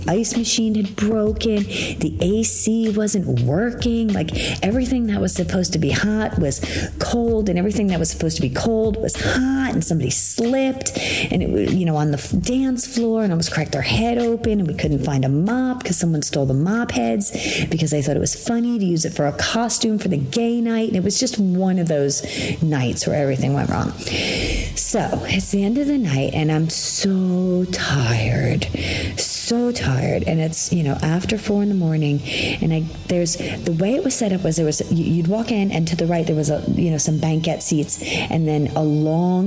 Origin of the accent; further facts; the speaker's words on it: New York, United States; I'm from New York